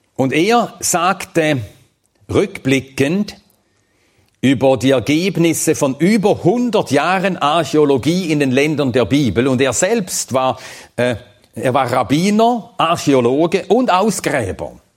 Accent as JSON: {"language": "German", "country": "Switzerland", "said": "als Schweizer"}